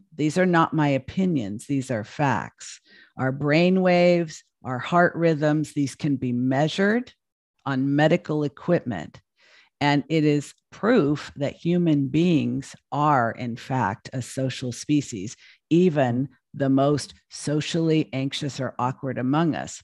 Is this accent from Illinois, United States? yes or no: no; Los Angeles, California, United States; moved away as an adult; now in Portland, United States; I'd lived in L A all my life.